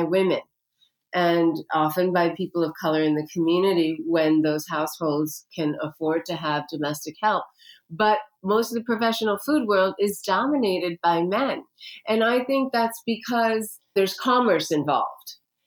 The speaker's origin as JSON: {"language": "English", "country": "India", "said": "I'm an Indian woman, okay? My culture has been using turmeric for 5,000 years"}